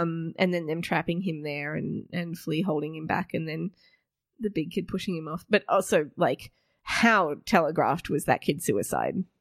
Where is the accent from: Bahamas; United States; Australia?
Australia; we're an Australian audience